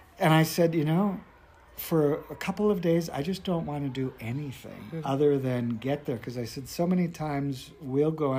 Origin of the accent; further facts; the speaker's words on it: North Dakota, United States; I grew up in North Dakota on a farm.